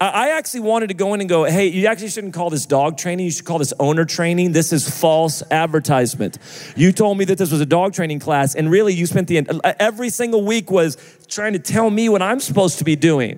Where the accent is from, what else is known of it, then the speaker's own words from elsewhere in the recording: United States; I'm American